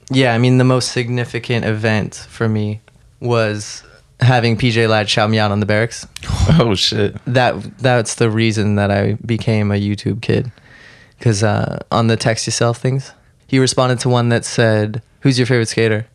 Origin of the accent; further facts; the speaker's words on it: Saratoga, California, United States; the Bay Area has pretty amazing skate parks, so skating was always